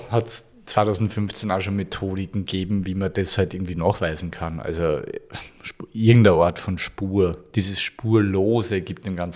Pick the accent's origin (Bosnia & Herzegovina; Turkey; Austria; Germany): Austria; Upper Austria; ich komme aus Oberösterreich, aus einem sehr gebirgigen, gebirgigen Bundesland